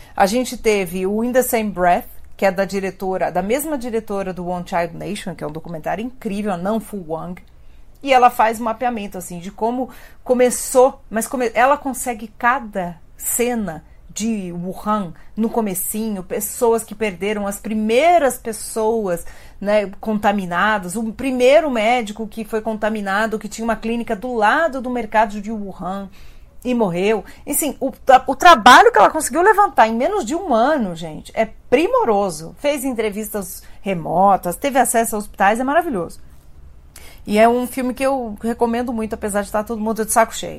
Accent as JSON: {"language": "Portuguese", "country": "Brazil", "said": "a gente é brasileiro e a gente está no país da novela"}